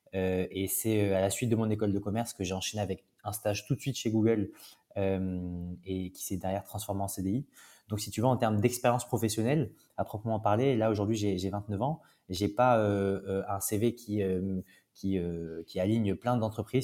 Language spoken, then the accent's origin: French; Toulouse, Occitania, France; moved away as an adult; now in Paris, France; je suis de Toulouse. donc j'ai grandi à Toulouse jusqu'à mes 18 ans.